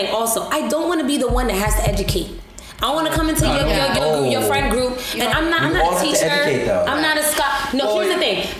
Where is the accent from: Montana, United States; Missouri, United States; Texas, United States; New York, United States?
New York, United States; as you had pointed, we are from New York.